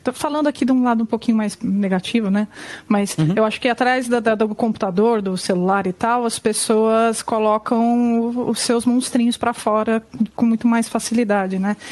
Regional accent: São Bernardo do Campo, São Paulo, Brazil; eu sou do ABC Paulista, né, eu sou de São Bernardo.

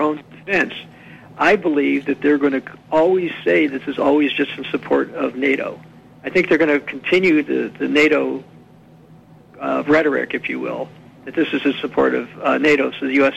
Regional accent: United States; I was an American

